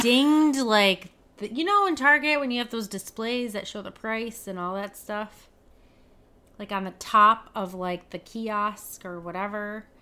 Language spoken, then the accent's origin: English; Michigan, United States; my home state of Michigan